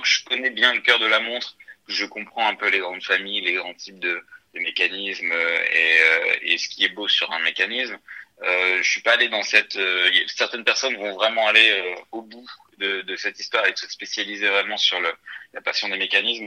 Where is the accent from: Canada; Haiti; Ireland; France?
France; northern France; moved away as an adult; now in Paris, France; je viens du nord de la France, d'une famille euh, tout à fait normale